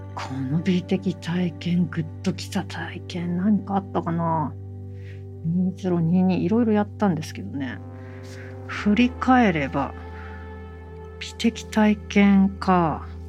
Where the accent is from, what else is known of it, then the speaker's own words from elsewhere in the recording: Kanagawa, Japan; 私あの神奈川県育ち神奈川なん